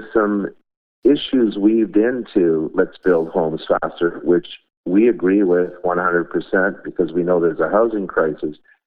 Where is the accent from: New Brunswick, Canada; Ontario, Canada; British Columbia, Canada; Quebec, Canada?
Ontario, Canada; Markham; I grew up in Markham